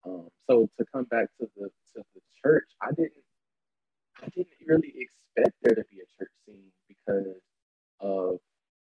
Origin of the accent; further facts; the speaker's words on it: the South, United States; because I haven't been to a church in such a long time, because growing up in the South, it's, you know, gay men seen and not seen.